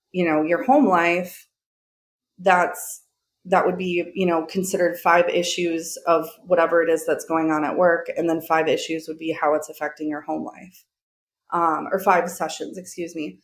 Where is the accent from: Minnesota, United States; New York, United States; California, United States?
Minnesota, United States; Minneapolis; my hometown